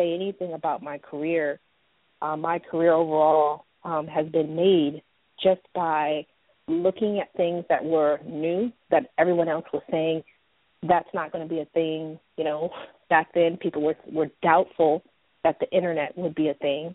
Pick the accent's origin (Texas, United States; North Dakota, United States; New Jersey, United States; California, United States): California, United States; Oakland; I grew up in Oakland, California